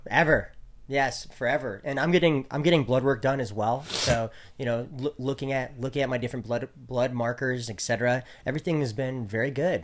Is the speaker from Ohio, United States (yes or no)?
no; Great Falls, Montana, United States; my hometown in Great Falls, Montana